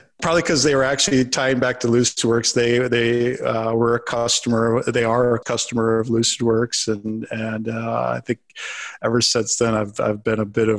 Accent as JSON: {"language": "English", "region": "Minnesota", "country": "United States", "said": "I actually live in North Carolina now, so I'll do props to. I am a Minnesotan forever in my heart, but I live in North Carolina"}